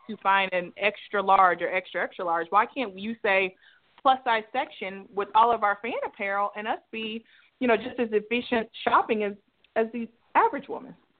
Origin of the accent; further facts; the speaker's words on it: Dallas, Texas, United States; I'm born and raised in Dallas